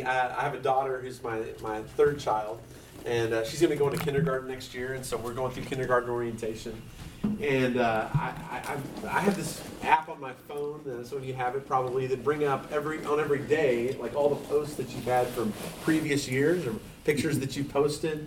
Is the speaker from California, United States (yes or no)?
yes; San Diego, California, United States; now in Allen, United States; I grew up in San Diego area